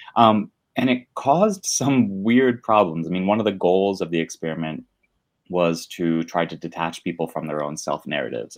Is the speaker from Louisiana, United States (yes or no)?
no; Northwest New Jersey, United States; moved away as an adult; now in Brooklyn, United States; I grew up in Northwest New Jersey, right next to Pennsylvania, in a super small town.